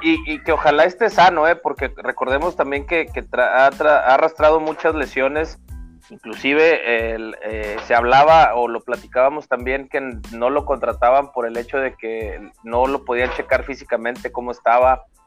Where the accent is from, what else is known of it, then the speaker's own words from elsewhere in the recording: Mexico; como mexicano